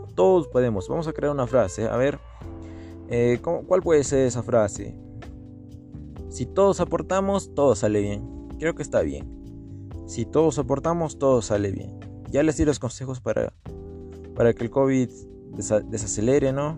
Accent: Peru; also born or lived in Arequipa, Peru; acá en Perú y en Arequipa también

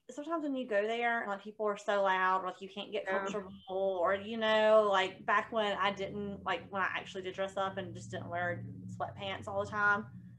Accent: the South, United States; accent: Southern

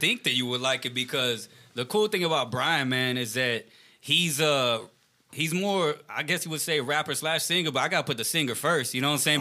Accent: Richmond, Texas, United States; I'm not even from Houston. I'm from Richmond, Texas, like about 20 minutes away

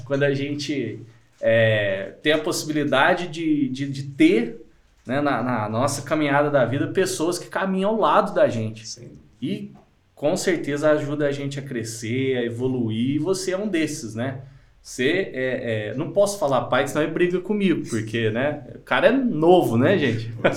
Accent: Minas Gerais, Brazil; accent: mineirês; de tão mineirês que é aqui

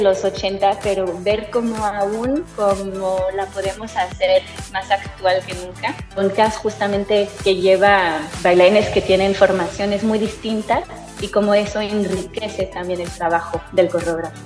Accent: France; yo soy francesa

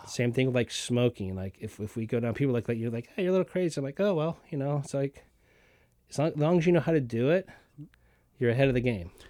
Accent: the South, Southern United States, United States; being a Southerner with my mom and, and my mom canned

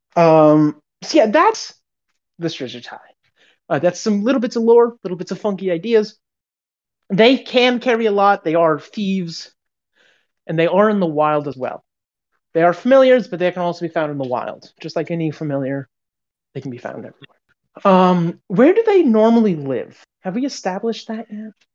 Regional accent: United States; we're American

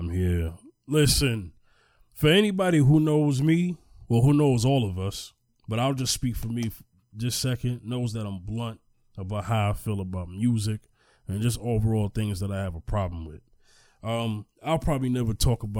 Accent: New York City, New York, United States; I'm from Staten Island

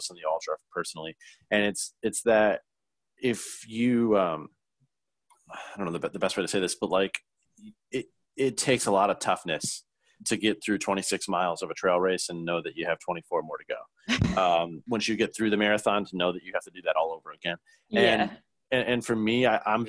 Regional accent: Lincoln Park, Michigan, United States; I grew up in Lincoln Park, Michigan

